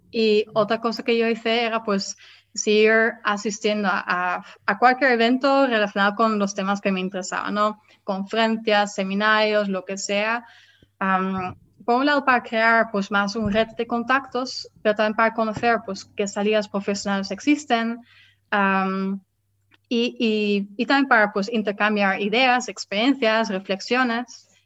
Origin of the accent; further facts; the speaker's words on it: Netherlands; born there; Spanish is a second language; decidí volver a mi país natal, que es los Países Bajos